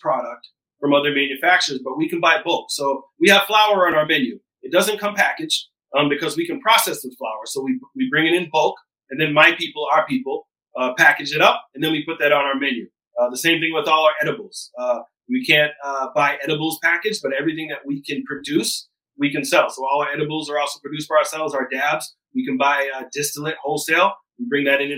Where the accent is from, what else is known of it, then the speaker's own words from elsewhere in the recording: Taunton, Massachusetts, United States; I come from Taunton, Massachusetts, which is a disproportionately impacted community by the war on drugs